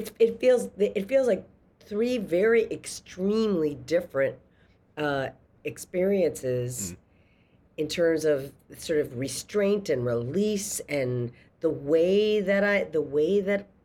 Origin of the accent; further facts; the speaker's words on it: a small city in Massachusetts, United States; I'm from a small city in Massachusetts